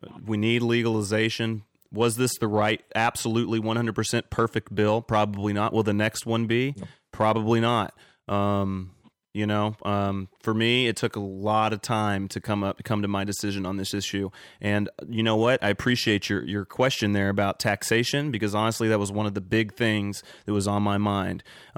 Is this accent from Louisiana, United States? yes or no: no; Kentucky, United States; now in California, United States; I'm from Kentucky, man, and we were a big hemp growing state